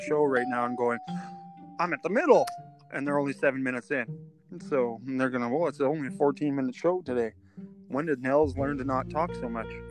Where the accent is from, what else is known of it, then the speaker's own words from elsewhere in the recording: Edmonton, Alberta, Canada; we're from Edmonton, Alberta, Canada